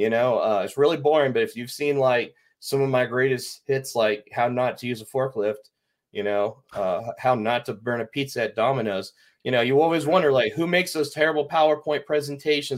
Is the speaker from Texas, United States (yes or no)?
yes; Dallas, Texas, United States; I'm from Dallas. I grew up there.